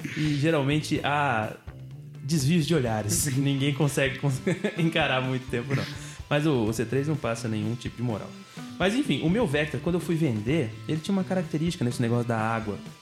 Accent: São Sebastião, Brazil; nós somos de São Sebastião

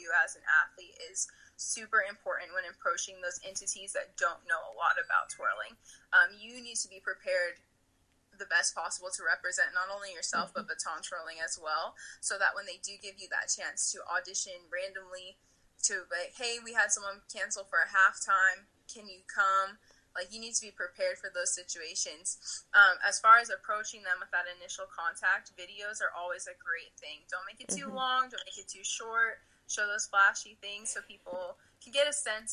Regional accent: Southern California, United States; now in Provo, United States; I'm originally from Southern California. I grew up twirling and competing there

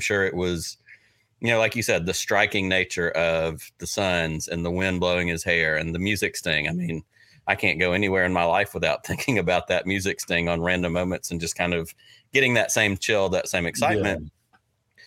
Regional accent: Selma, Alabama, United States; I grew up in Selma, Alabama

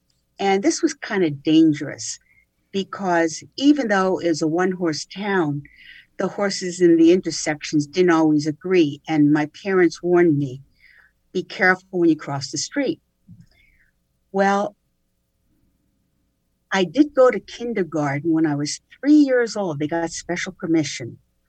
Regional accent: Coaldale, Pennsylvania, United States; also born or lived in New York City; there is a small coal mining town in Pennsylvania called Coaldale. Even though, take note, I was born in New York City. However, my parents moved back home for them to Coaldale.

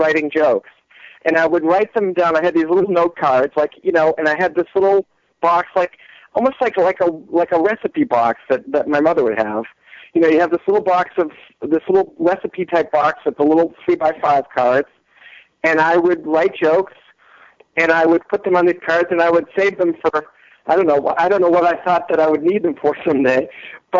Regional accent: Newton, Massachusetts, United States; moved away; also born or lived in New York; I actually grew up in Newton, Mass.

